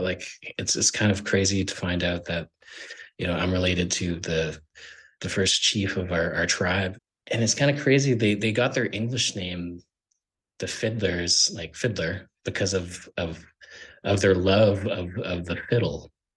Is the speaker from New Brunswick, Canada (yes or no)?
no; Sandy Lake First Nation, Ontario, Canada; now in Toronto, Canada; I'm from Sandy Lake First Nation. I'm currently living in Toronto.